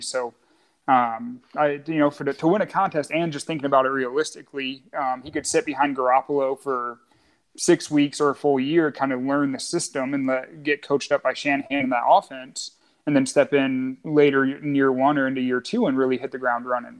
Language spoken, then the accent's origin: English; Ohio, United States; now in Louisville, United States; Born and raised in Ohio, huge Ohio State sports fan